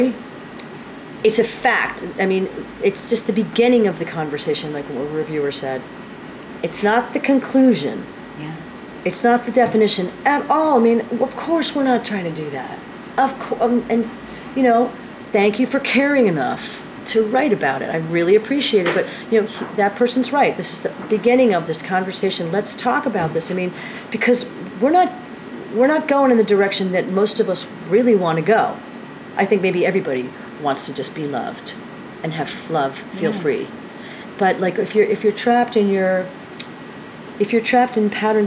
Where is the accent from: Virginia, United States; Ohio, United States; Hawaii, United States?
Ohio, United States; Dayton; moved away as an adult; now in New York, United States; I was raised in Ohio, but I've lived in New York for 30 years